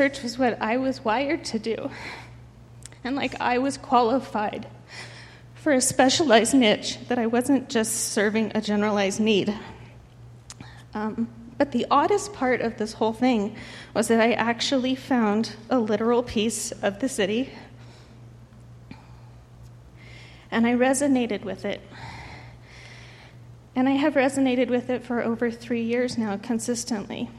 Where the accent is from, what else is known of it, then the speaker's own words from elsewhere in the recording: Denver, Colorado, United States; moved away as an adult; I was raised in Denver